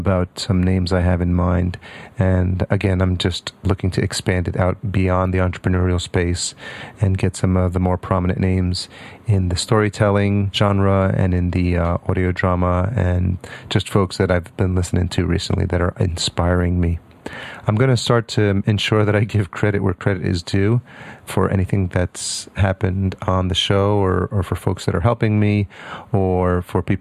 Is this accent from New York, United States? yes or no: yes; New York, United States; also born or lived in Syracuse; I grew up in New York